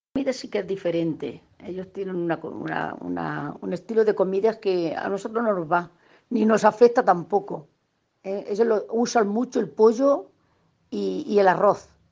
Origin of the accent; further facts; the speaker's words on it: a village in Almería, Andalusia, Spain; moved away as an adult; now in Santa Cruz, Bolivia; Me crié en el campo prácticamente. Soy de un pueblo de Almería llamado Sierro